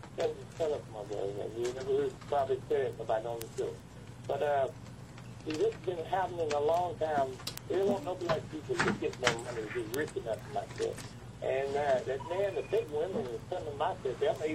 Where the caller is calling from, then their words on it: Highland Park, South Carolina, United States; I'm calling from Highland Park.